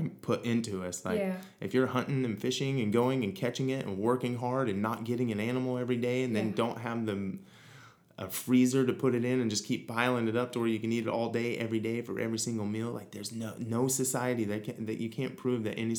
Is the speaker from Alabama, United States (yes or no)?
no; Missouri, United States; moved away as an adult; now in Hawaii, United States; growing up in Missouri